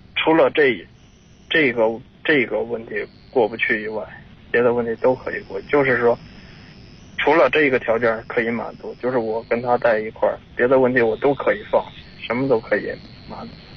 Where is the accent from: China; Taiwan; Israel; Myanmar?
China; Tangshan, Hebei; 我家是唐山的